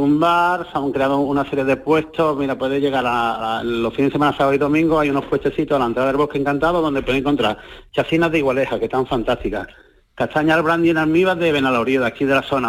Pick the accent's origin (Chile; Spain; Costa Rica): Spain; a village in the province of Málaga, Andalusia; ser profeta en mi tierra